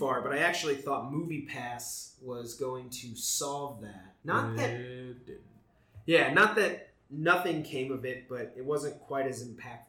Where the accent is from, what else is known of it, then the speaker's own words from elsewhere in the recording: Granger, Indiana, United States; now in Los Angeles, United States; And we are from Indiana.